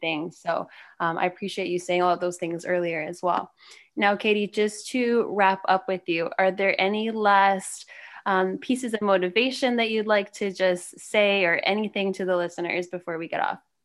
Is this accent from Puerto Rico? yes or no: no; Canada; moved away as an adult; now in Charlotte, United States; I'm Canadian, though, so I just moved here in two thousand sixteen